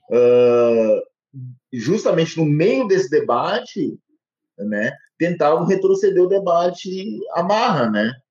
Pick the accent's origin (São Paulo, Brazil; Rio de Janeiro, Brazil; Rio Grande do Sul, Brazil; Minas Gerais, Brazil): Rio Grande do Sul, Brazil; Rio Pardo; born there; now in Cravinhos, Brazil; Eu nasci no Rio Grande do Sul, aqui em Rio Pardo, que é uma cidade histórica, que vem decaindo a população desde os anos 80.